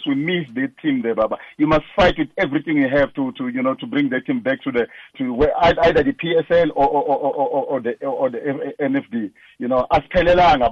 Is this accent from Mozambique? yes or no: yes; Mozambique; now in Malvern, South Africa; I'm originally from Mozambique. When I came to South Africa, it was 1989